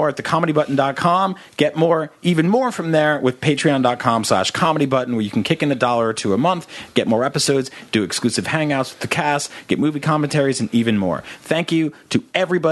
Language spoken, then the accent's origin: English; New Jersey, United States; I grew up in New Jersey